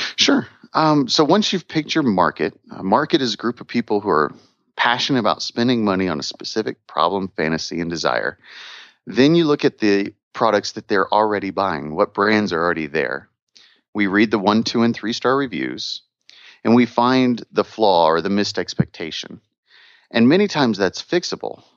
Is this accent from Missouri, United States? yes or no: yes; Missouri, United States; moved away; I'm from Missouri originally